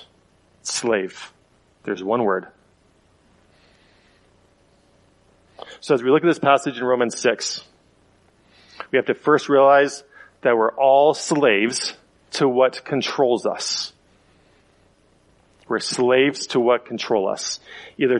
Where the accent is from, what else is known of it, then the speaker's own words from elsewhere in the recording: United States; As an American